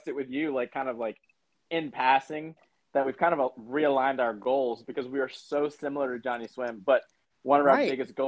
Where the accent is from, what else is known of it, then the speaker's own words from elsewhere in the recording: United States; moved away as an adult; now in North Carolina, United States; We are originally from the Pennsylvania, Maryland area. We just recently moved down to North Carolina